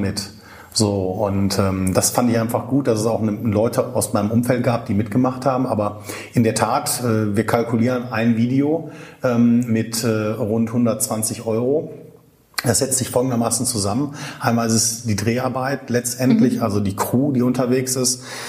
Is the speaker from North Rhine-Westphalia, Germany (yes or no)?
yes; Wuppertal, North Rhine-Westphalia, Germany; ich komme aus Wuppertal, ich lebe hier, ich arbeite hier hier, mhm. meine Freunde sind hier, meine Familie